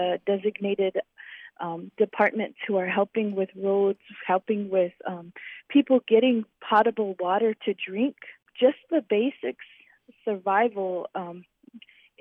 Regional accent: Pine Ridge Reservation, South Dakota, United States; I'm from the Pine Ridge Reservation.

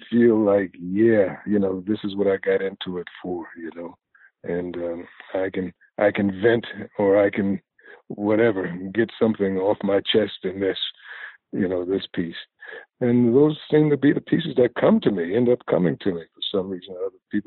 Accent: New York City, New York, United States; I grew up in Greenwich Village

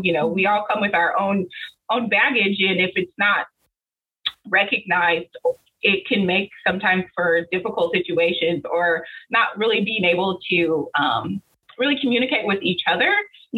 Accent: Central Illinois, United States; I'm originally from Central Illinois. Um, I grew up in a single parent household

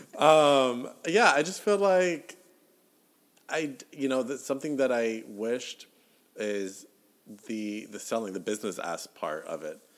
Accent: the South, United States; growing up in the South

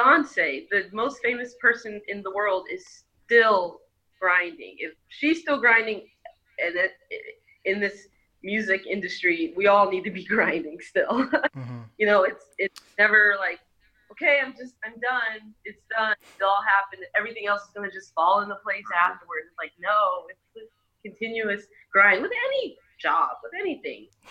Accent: Seattle, Washington, United States; we were born and raised in Seattle

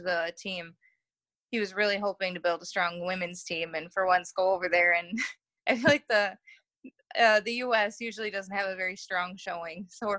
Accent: United States; as an American

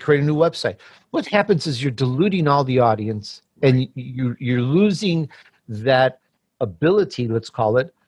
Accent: Chicago, Illinois, United States; born or raised there; also born or lived in Sicily, Italy

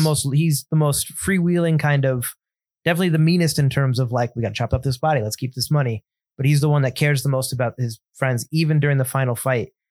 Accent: United States; as an American

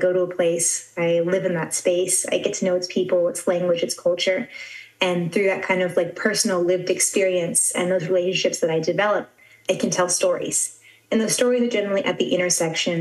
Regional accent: San Diego, California, United States; moved away as an adult; now in Kaohsiung, Taiwan; I actually grew up in San Diego, California

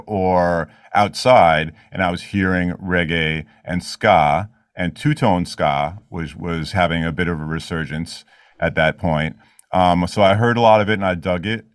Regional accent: New York City, New York, United States; I grew up in Queens

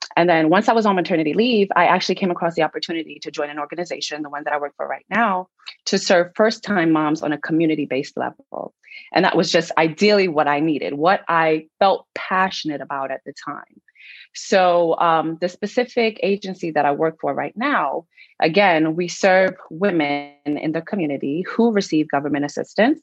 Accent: New York, United States; I'm from New York.

